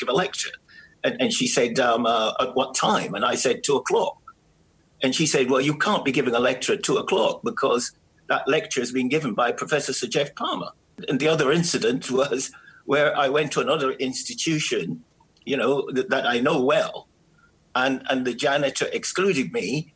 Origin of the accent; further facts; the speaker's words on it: Jamaica; now in United Kingdom; I'm from Jamaica